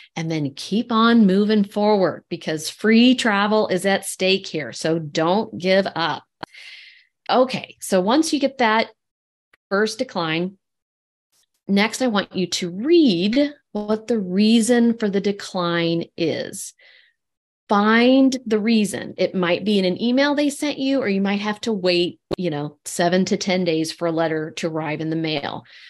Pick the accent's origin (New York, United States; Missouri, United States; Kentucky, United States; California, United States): Kentucky, United States; I grew up in Kentucky